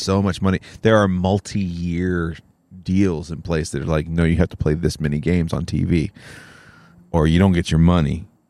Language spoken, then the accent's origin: English; Oconee County, Georgia, United States; We grew up in Oconee County